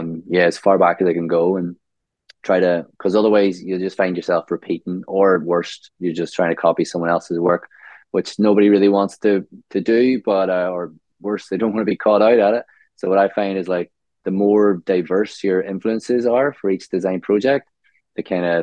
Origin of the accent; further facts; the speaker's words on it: Omagh, Northern Ireland, United Kingdom; moved away as an adult; now in Australia; So I grew up in a small town called Omagh in Northern Ireland. So Ireland.